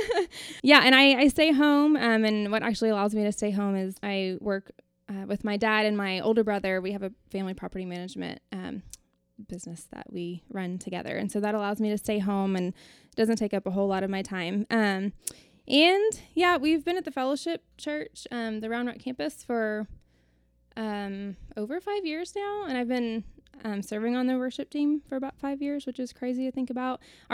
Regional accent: New Braunfels, Texas, United States; moved away; I'm originally from New Braunfels, home of the Mighty Fighting Unicorns.

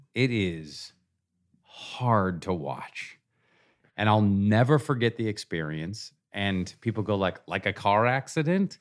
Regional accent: Seattle, Washington, United States; moved away as an adult; I grew up in Seattle

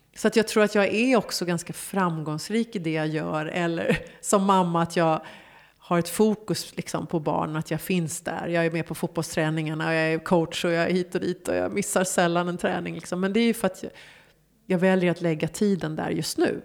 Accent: Stockholm, Stockholm County, Sweden; moved away as an adult; also born or lived in Hollywood, Los Angeles; Gamla Enskede för mig är liksom... Det är idyllen. Det, det är liksom på landet men mitt i stan. Mm. Och där jag växte upp liksom, med alla minnen.

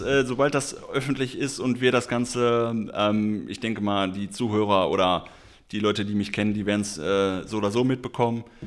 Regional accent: Schermbeck, North Rhine-Westphalia, Germany; meinen Heimatort Schermeck

